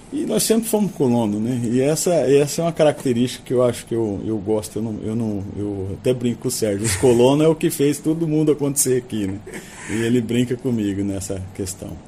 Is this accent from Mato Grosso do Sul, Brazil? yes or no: yes; Campo Grande, Mato Grosso do Sul, Brazil; also born or lived in Bonito; eu sou daqui de Campo Grande, meu pai era médico aqui há, há muito tempo atrás, minha mãe é daqui também